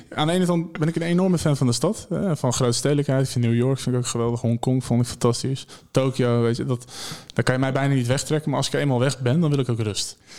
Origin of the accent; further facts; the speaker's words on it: Maarssen, Utrecht, Netherlands; moved away; ik kom oorspronkelijk kom ik uit Maarsen. Dat ligt bij Utrecht